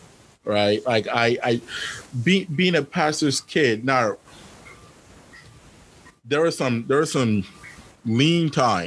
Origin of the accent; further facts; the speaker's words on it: El Paso, Texas, United States; But anyway, so growing up in El Paso, so my experience was, I knew that part of the reason why I didn't have many friends